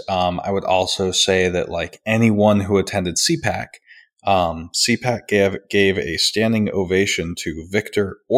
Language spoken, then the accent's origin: English; Charleston, West Virginia, United States; I'm from Charleston, West